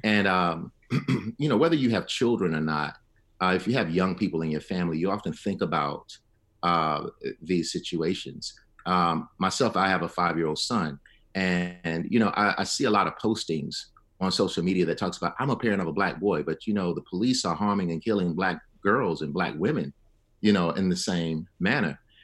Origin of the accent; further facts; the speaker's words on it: Selma, Alabama, United States; now in Atlanta, United States; I grew up in Selma, Alabama